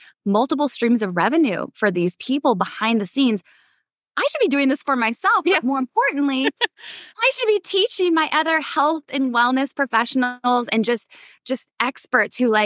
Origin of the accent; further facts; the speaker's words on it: Midwest, United States; I come from the Midwest